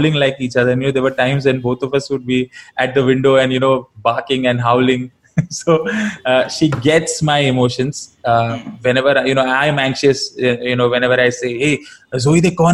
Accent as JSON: {"language": "English", "town": "Navi Mumbai", "region": "Maharashtra", "country": "India", "tie": "born or raised there", "said": "I was born and raised in Navi Mumbai"}